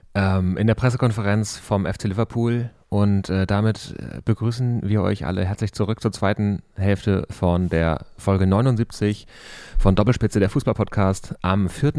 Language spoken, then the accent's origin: German; Berlin, Germany; als Berliner